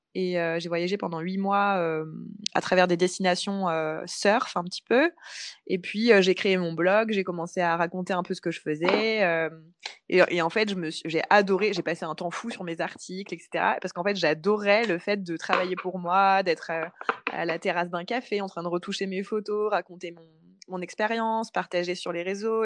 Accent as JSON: {"language": "French", "town": "Paris", "region": "Île-de-France", "country": "France", "also_born_or_lived": "Bali", "moved": "as an adult", "said": "je suis originaire de Paris"}